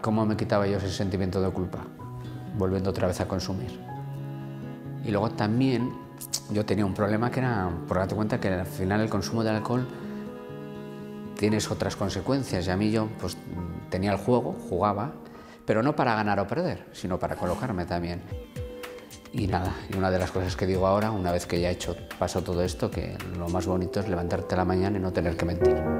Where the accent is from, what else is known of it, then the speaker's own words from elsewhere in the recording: Vitoria, Basque Country, Spain; vengo de Vitoria